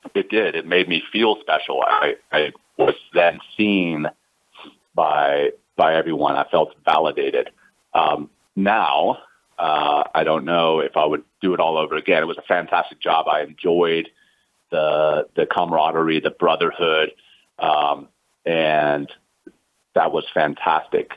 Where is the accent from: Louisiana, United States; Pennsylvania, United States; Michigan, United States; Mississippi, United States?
Louisiana, United States; Ruston; moved away as an adult; also born or lived in South Africa; I grew up in Louisiana